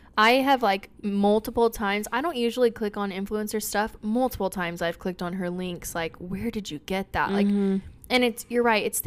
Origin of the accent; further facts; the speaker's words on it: Bakersfield, California, United States; I'm from Bakersfield